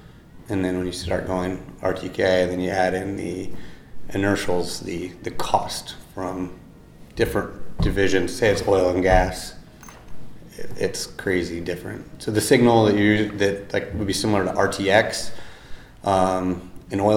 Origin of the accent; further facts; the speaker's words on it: Iowa City, Iowa, United States; I'm from Iowa. I grew up by Iowa City.